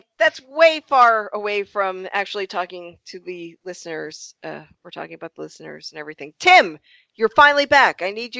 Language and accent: English; Portsmouth, Rhode Island, United States; Rhode Island, you know, but I grew up in Portsmouth, and there isn't much of an accent there.